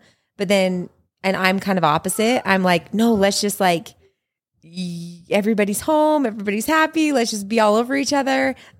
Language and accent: English; Utah, United States; We have lived in Utah. Yeah. Our whole lives.